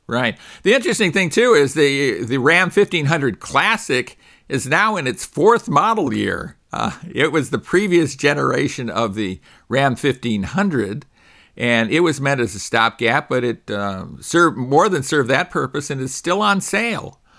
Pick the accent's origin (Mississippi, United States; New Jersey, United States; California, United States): California, United States; my home state